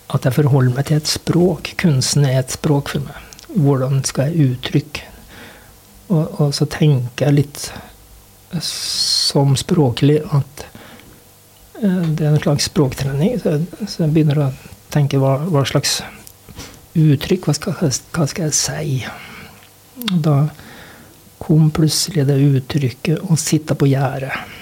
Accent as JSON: {"language": "Norwegian", "town": "Sunndalsøra", "region": "Møre og Romsdal", "country": "Norway", "also_born_or_lived": "Røros", "moved": "as an adult", "lives_now": "Os, Norway", "said": "jeg kom jo fra Sunndalsøra"}